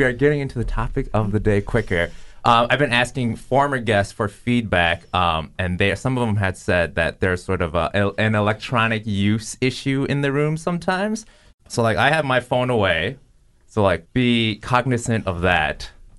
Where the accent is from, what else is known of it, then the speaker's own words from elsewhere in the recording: Minneapolis, Minnesota, United States; also born or lived in Maple Grove, Minnesota; I grew up in Minneapolis, and then like all my friends were people of color. Then I moved out to Maple Grove. Then I went to Maple Grove Junior High, and like I'm like one of like five Asian kids there.